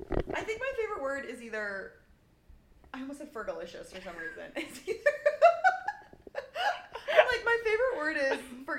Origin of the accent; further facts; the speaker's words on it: Indianapolis, Indiana, United States; I grew up in Indianapolis